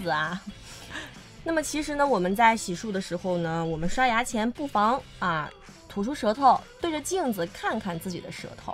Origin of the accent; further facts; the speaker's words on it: Hunan, China; moved away as an adult; now in Hainan, China; 对于我们湖南人来说，它是真的能续命